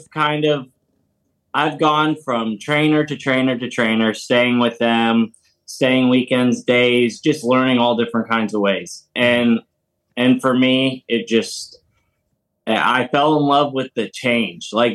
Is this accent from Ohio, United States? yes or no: yes; Cincinnati, Ohio, United States; now in Bloomington, United States; I was born in Cincinnati